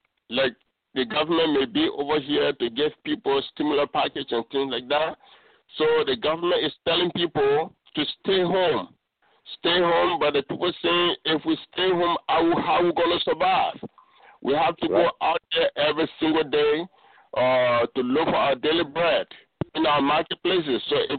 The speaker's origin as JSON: {"language": "English", "country": "Liberia", "said": "Those of us that were born here, I mean, that are originated from here, and those that came from America, that's our legacy. That's our heritage."}